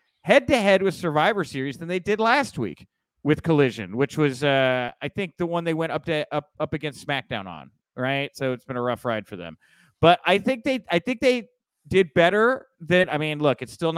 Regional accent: Texas, United States; I grew up in Texas, you know, so close to Mexico.

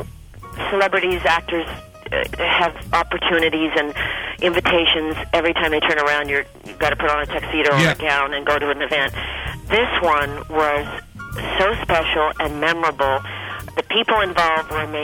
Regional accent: Boulder, Colorado, United States; moved away; I grew up in Boulder, Colorado

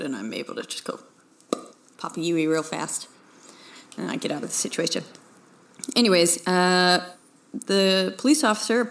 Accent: Houston, Texas, United States; I'm from the Houston area originally

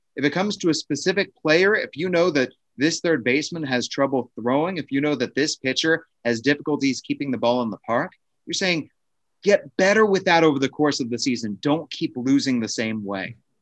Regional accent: Maryland, United States; moved away as an adult; also born or lived in Washington, D.C.; now in Lansing, United States; I was born in D C, grew up fifteen minutes outside near the University of Maryland

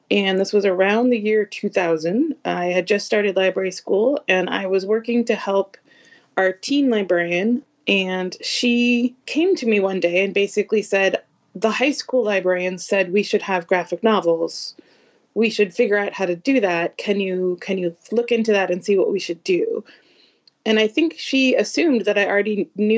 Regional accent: the Northeast, just north of Boston, Massachusetts, United States; I am a librarian right outside of Boston. I grew up in the Northeast, just north of the city

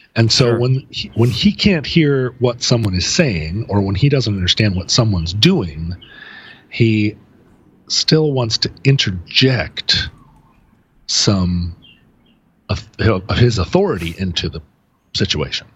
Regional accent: Alaska, United States; now in Seattle, United States; we're from Alaska

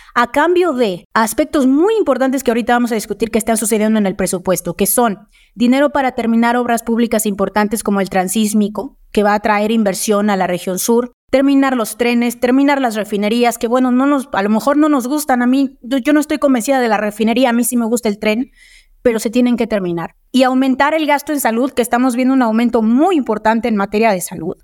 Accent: Mexico; somos el país

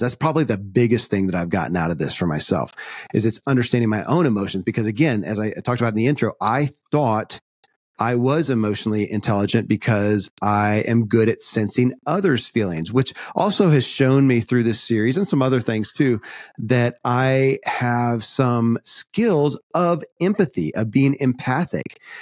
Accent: Kentucky, United States; born or raised there

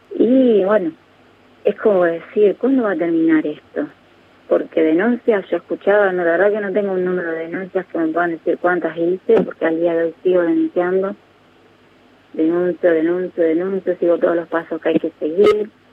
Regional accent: Santa Fe, Argentina; moved away; mi pueblo. Está en Santa Fe, eh, pero es un pueblo pequeño donde vive mi familia

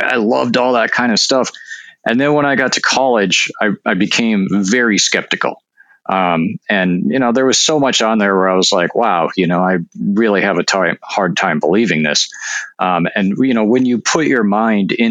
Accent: North Dakota, United States; now in Washington, United States; I'm actually from North Dakota, which you may know is oftentimes considered to be a hotspot for UFOs. And so, you know, I grew up like I had relatives that saw UFOs

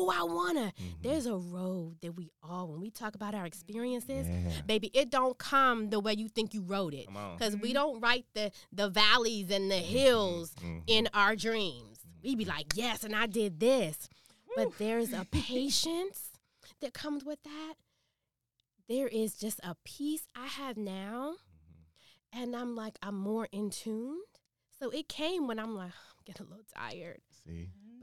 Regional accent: Washington, District of Columbia, United States; I grew up in D.C.

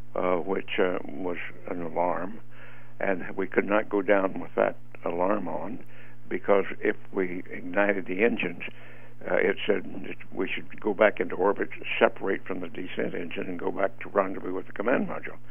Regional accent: Roswell, New Mexico, United States; moved away as an adult; I grew up in the Roswell area

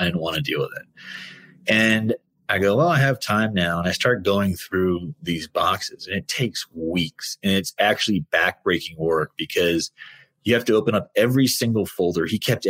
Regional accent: Washington, District of Columbia, United States; growing up in Washington

